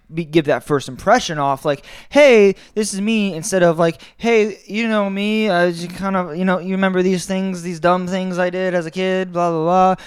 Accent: Tampa, Florida, United States; also born or lived in Orlando; I grew up in Tampa

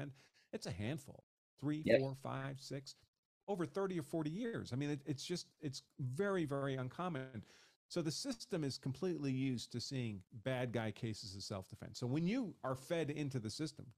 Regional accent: New York, United States; moved away as an adult; also born or lived in Massachusetts; I grew up in New York, in a place in New York State where you could not have a concealed carry permit

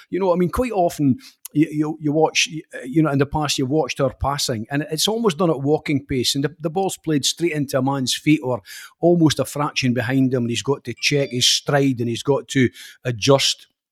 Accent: Scotland, United Kingdom; Scottish football fans

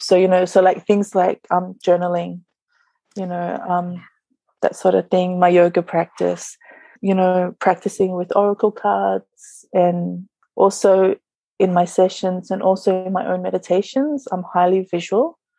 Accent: Sydney, New South Wales, Australia; moved away as an adult; also born or lived in New Zealand; now in Niue; I was born in New Zealand, but I grew up in Sydney until I was 24.

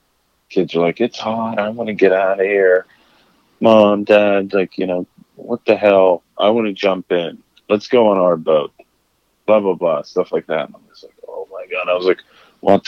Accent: Pittsburgh, Pennsylvania, United States; moved away; we're both from Pittsburgh.

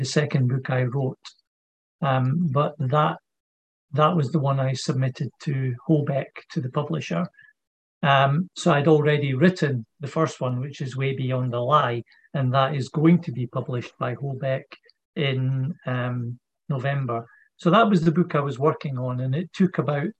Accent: Edinburgh, Scotland, United Kingdom; also born or lived in Leith; now in Aberdeen, United Kingdom; I was born in Edinburgh in hospital, obviously, but then for the first 7-8 years of my life, I lived in Leith, and then we moved to a different part of Edinburgh

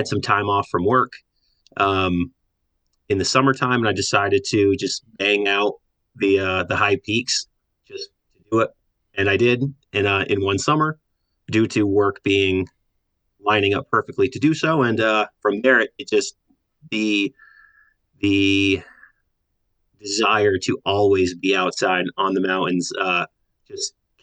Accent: Lake Placid, New York, United States; I grew up in Lake Placid

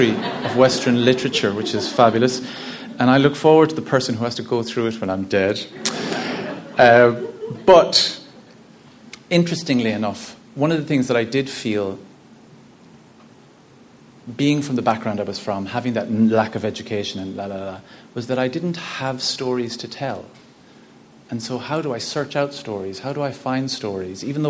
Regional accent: Ennis, Munster, Ireland; I'm from Ennis, County Clare. I'm the 8th of 10 children.

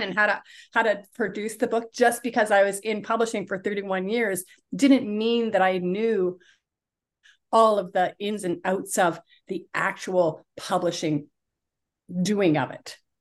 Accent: Toronto, Ontario, Canada; I grew up in Toronto, in Canada

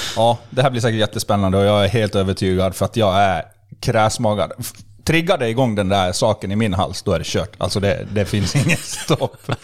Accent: Borlänge, Dalarna County, Sweden; also born or lived in Skellefteå, Sweden; när jag var sex månader gammal så flyttade vi till Bålänge. så jag är egentligen uppvuxen och alltid levt i Bålänge.

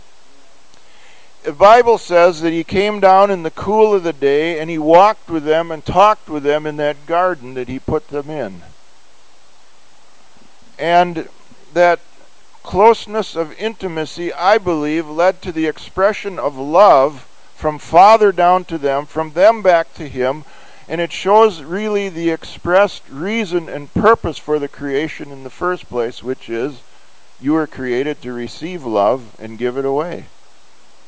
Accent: United States; we have as Americans

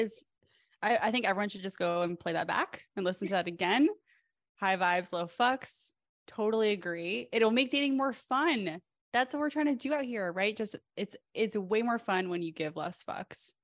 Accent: East Coast, United States; I'm from the East Coast as well

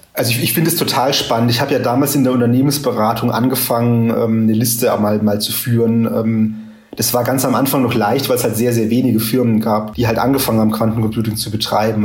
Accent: Karlsruhe, Baden-Württemberg, Germany; Karlsruhe meiner Heimatstadt

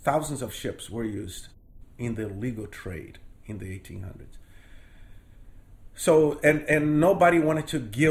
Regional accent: Rio de Janeiro, Brazil; English is a second language; moved away as an adult; now in Maine, United States; born and raised in Brazil

